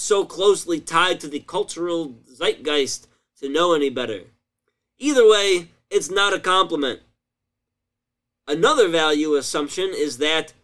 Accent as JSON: {"language": "English", "region": "Illinois", "country": "United States", "tie": "born or raised there", "said": "my home state, Illinois"}